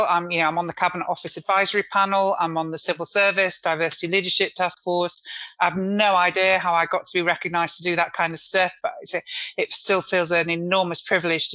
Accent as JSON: {"language": "English", "town": "Manchester", "region": "North West England", "country": "United Kingdom", "said": "I'm a Mancunian"}